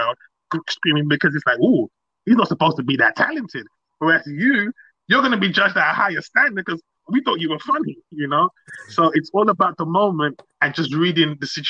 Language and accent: English; London, United Kingdom; born or raised there; also born or lived in Nigeria